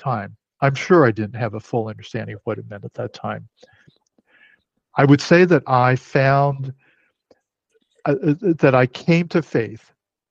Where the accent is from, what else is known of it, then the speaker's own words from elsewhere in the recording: United States; I'm Chinese American, I'm third generation